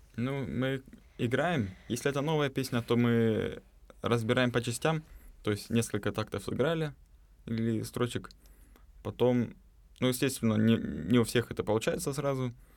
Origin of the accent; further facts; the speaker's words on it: Novosibirsk, Novosibirsk Oblast, Russia; moved away as an adult; now in Moscow, Russia; из Новосибирска переехал в, в этом году.